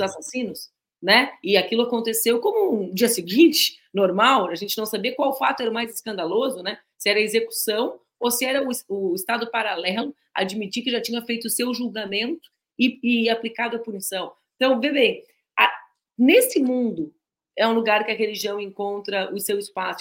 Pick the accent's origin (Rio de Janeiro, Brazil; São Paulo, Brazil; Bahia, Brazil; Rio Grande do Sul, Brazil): Rio Grande do Sul, Brazil; nós que somos gaúchos